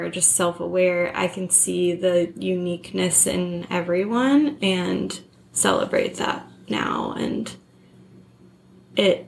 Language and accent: English; California, United States; also born or lived in Hawaii / San Francisco / Los Angeles; I moved to California from Hawaii in second grade